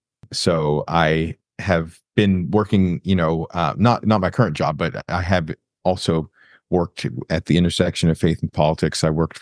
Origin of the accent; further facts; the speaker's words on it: Florida, United States; I am originally from Florida, but now I live in the DC metro area in Maryland and work in DC as a lobbyist.